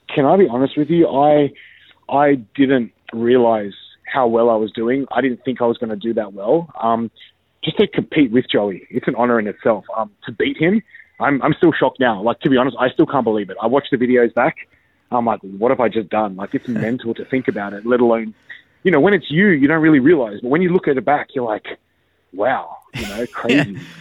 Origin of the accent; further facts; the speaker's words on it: Australia; I'm that Aussie guy